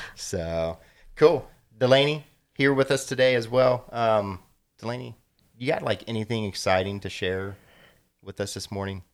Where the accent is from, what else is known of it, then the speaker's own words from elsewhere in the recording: Columbus, Ohio, United States; I'm very familiar with the west side of Columbus